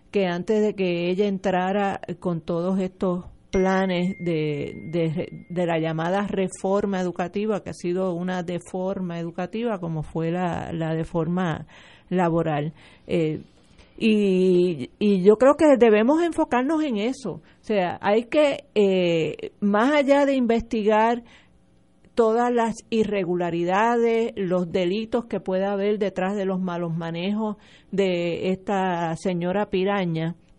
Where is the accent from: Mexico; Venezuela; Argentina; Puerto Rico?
Puerto Rico; Yo soy graduada de la Gabriela Mistral